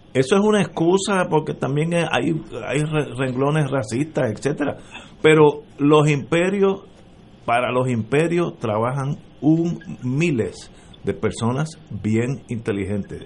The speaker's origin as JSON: {"language": "Spanish", "country": "Puerto Rico", "said": "los isleños, puertorriqueños"}